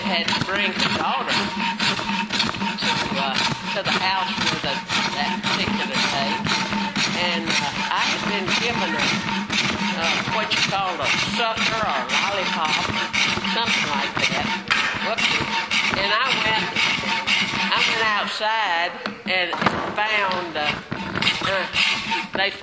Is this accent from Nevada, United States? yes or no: no; Mississippi, United States; now in Elgin, United States; I grew up in Mississippi